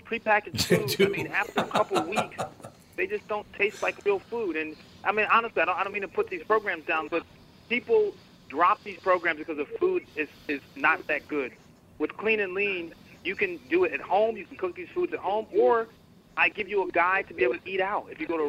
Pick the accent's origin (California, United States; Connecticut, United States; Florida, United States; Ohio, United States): Connecticut, United States; also born or lived in Boston / New York; I actually grew up in Connecticut.